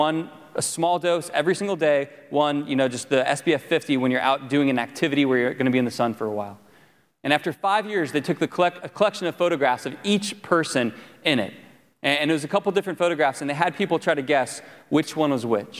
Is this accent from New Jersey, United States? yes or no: no; Florida, United States; I grew up in Florida for the most part